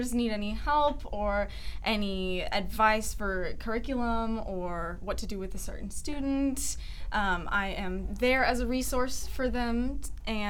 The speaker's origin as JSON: {"language": "English", "area": "Richardson, Austin", "region": "Texas", "country": "United States", "tie": "born or raised there", "also_born_or_lived": "East Tennessee", "lives_now": "Dallas, United States", "said": "I'm from a lot of places. Texas. I grew up in Richardson area"}